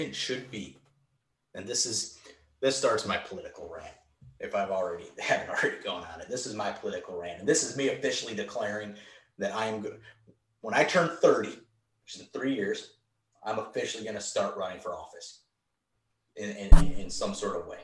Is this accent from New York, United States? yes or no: no; Virginia, United States; Virginia's my home state.